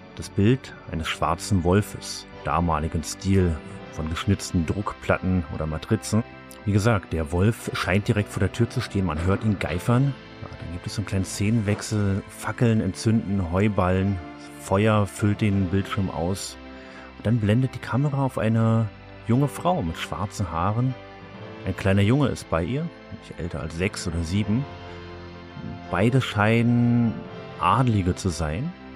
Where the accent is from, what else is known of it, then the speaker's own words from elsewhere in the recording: Germany; als Deutscher